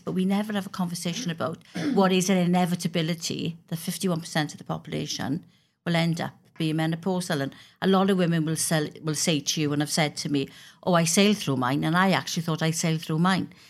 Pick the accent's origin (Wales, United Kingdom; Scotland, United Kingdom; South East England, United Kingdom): Wales, United Kingdom; I'm a Welsh member of Parliament